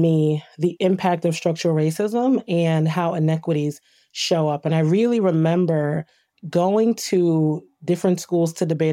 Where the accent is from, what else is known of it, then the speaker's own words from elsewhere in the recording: Trenton, New Jersey, United States; I grew up in Trent, New Jersey